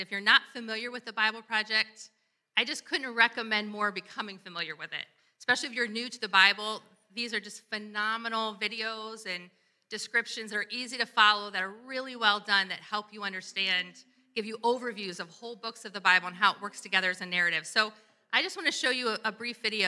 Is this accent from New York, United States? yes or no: no; Columbus, Ohio, United States; my hometown, Columbus, Ohio, where I'm from